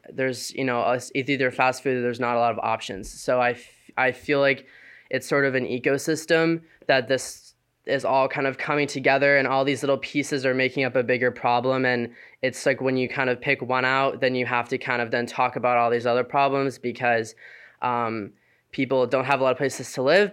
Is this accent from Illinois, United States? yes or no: yes; Aurora, Illinois, United States; now in Connecticut, United States; I'm from Aurora, Illinois